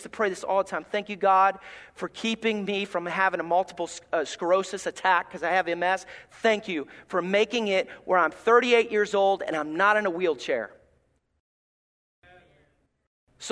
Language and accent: English; Alabama, United States; moved away; I'm from Alabama.